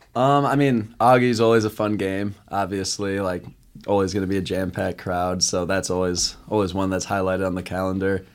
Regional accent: Eagan, Minnesota, United States; now in Sioux Falls, United States; I'm from Eagan, Minnesota, right outside Saint Paul.

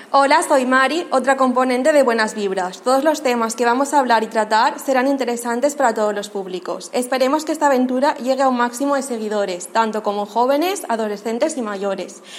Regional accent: Pamplona, Navarre, Spain; now in Valencia, Spain; vengo de Iruña, o sea, soy vasca, pero bueno, estoy en Valencia

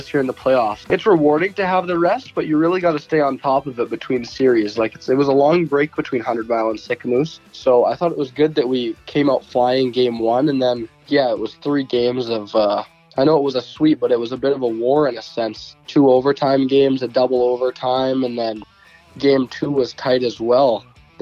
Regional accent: Red Deer, Alberta, Canada; I grew up in Red Deer, Alberta

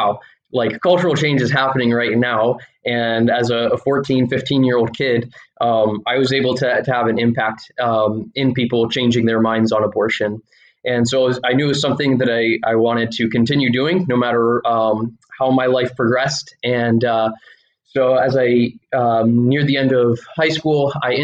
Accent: Fort Wayne, Indiana, United States; we grew up in Fort Wayne, Indiana

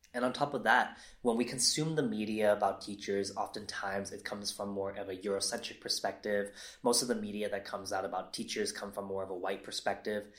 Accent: San Leandro, California, United States; moved away as an adult; also born or lived in San Diego / Los Angeles; I grew up in Northern California in a city called San Leandro

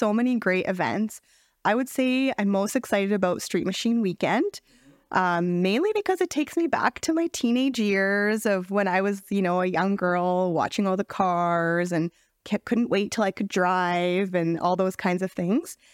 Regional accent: Lethbridge, Alberta, Canada; I am born and raised in Lethbridge

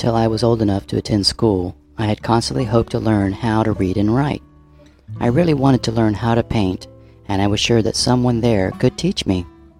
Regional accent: West Virginia, United States; I grew up in West Virginia during World War II. Life was really hard for coal mining families, and we had a large family of 9 children.

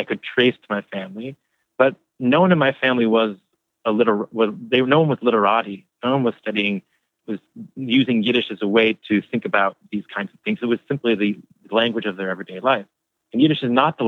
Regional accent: Worcester, Massachusetts, United States; I'm from Worcester, Massachusetts. I was born into a family

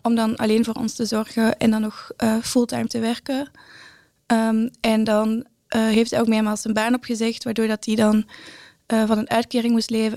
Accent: Brussels, Brussels-Capital Region, Belgium; moved away as an adult; now in Breda, Netherlands; ik ben inderdaad opgegroeid in Brussel en eh, inmiddels woon ik al zes jaar in Nederland.

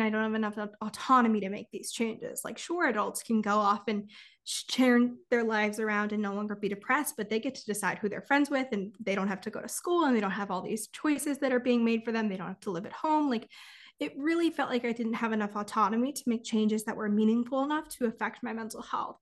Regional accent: California, United States; I'm from California

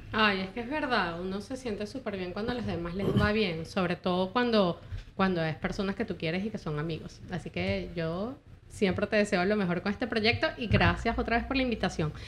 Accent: Caracas, Capital District, Venezuela; moved away as an adult; also born or lived in San Fernando de Apure, Venezuela / Camaguán, Venezuela; now in United States; yo me crié en Caracas desde que tenía un añito de edad, pero yo nací en San Fernando de Apura

